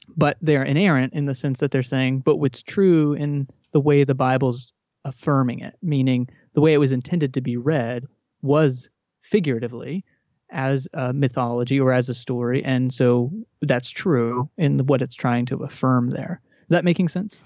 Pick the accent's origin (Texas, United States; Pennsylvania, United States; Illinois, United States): Texas, United States; I grew up in Texas in a Southern Baptist, uh, home